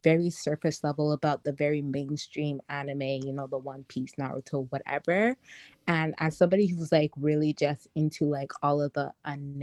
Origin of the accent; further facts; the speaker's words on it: Toronto, Ontario, Canada; I'm from Toronto, Canada.